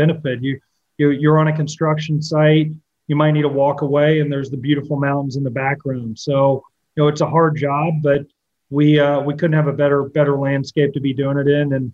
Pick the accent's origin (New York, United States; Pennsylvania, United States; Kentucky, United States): Kentucky, United States; moved away as an adult; also born or lived in Washington, D.C.; And so I grew up in Kentucky. I left Kentucky